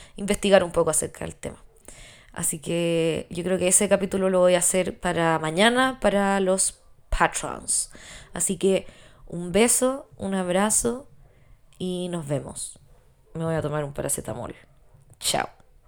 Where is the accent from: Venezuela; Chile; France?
Chile